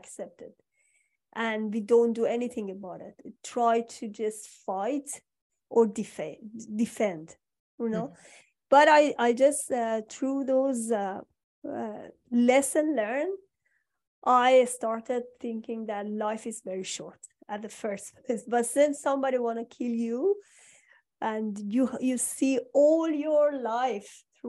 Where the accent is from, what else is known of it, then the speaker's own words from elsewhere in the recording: Iran; moved away; I'm from Iran.